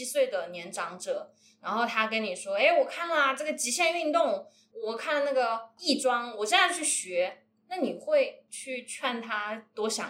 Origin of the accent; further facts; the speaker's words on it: Wuhan, Hubei, China; 她是我们武汉人